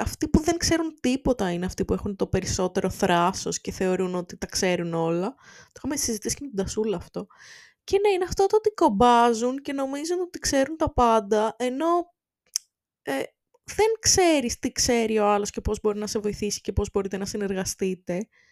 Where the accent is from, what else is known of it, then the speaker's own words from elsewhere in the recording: Volos, Thessaly, Greece; είμαι από το Βόλο